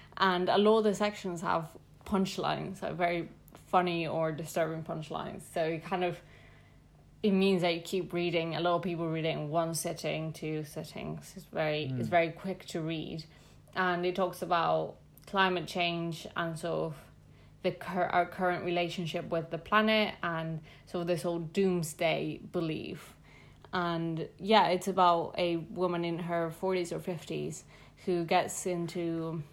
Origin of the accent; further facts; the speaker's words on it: Mexico City, Mexico; I'm from Mexico City